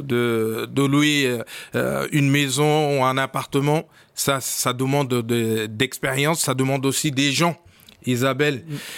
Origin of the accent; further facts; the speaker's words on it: Rio de Janeiro, Brazil; French is a second language; moved away as an adult; je viens de Brésil. Je oui. Brésil, à Rio